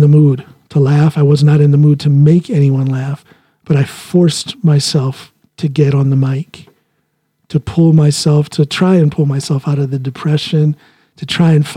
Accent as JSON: {"language": "English", "country": "United States", "tie": "born or raised there", "first_language": "English", "moved": "as an adult", "lives_now": "Norway", "said": "English is my first language, being a American, born and raised. But I've been in Norway now for 18 years"}